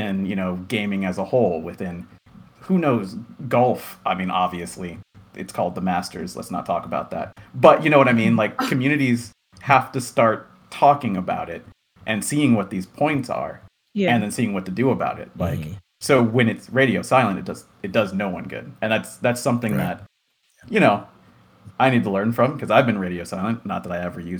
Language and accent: English; Virginia, United States; I am from Virginia. I'm from the South